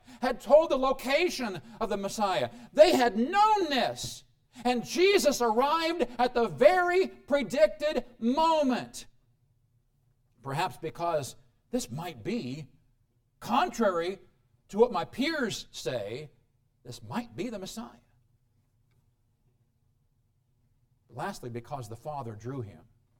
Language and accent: English; Midwest, United States; now in Colorado, United States; I come from the Midwest where, let's see, March, we will see sunshine, let me think, in June, the Midwest back there